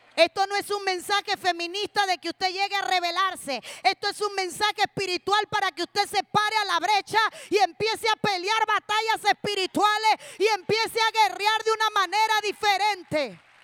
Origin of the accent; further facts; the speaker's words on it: Cuba; somos las únicas cubanas